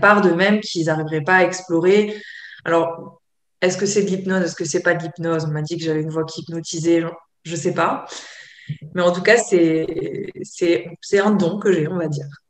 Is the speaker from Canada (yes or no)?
no; Provence-Alpes-Côte d'Azur, France; je viens de, la Côte d'Azur